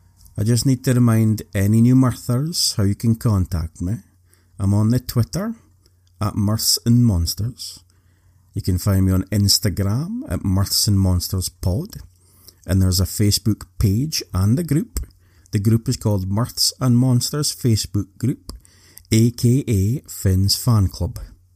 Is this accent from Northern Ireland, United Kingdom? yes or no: no; Scotland, United Kingdom; So as you know, I'm Scottish. Did you know that the unicorn is the national animal of Scotland?